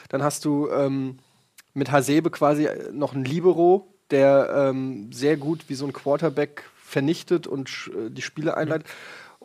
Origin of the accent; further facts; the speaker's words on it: Würselen, North Rhine-Westphalia, Germany; born there; Geboren in Würselen.